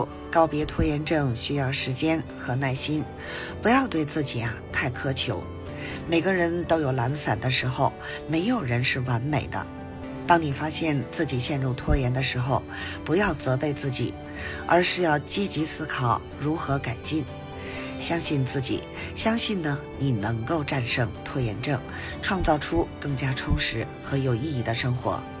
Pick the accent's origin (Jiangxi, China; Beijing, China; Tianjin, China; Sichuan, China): Beijing, China; ，加油加油哦！